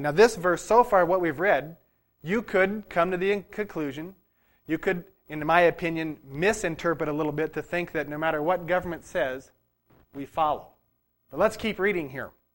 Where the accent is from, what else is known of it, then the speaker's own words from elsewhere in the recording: United States; As an American